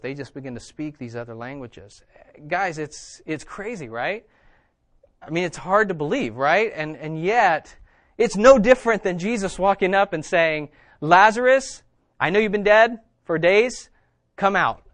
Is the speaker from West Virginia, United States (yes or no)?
yes; West Virginia, United States; I am from West Virginia.